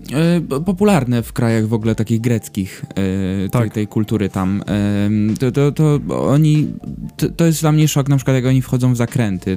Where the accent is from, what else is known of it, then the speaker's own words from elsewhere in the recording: Gdynia, Pomeranian Voivodeship, Poland; also born or lived in Gdańsk; jestem gdynianin, w sumie to gdańszczanin urodzony, ale gdynianin całe życie